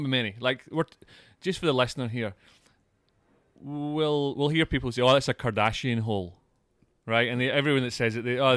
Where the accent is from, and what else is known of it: Scotland, United Kingdom; moved away